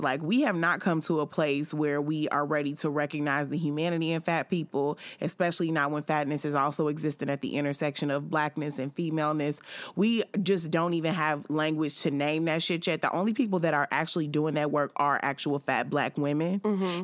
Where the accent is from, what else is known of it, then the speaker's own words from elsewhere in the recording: Chicago, Illinois, United States; I'm a woman and I'm from Chicago